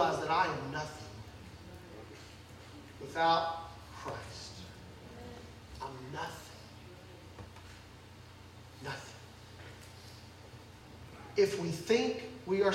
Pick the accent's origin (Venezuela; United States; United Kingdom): United States; I'm an American.